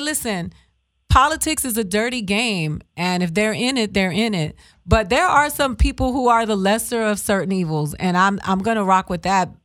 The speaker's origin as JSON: {"language": "English", "region": "Florida", "country": "United States", "second_language": "English", "said": "I'm from Florida"}